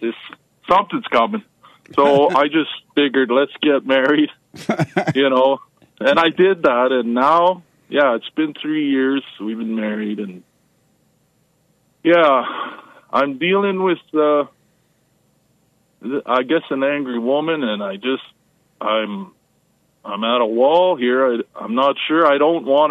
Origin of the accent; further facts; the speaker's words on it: Canada; I grew up in Canada here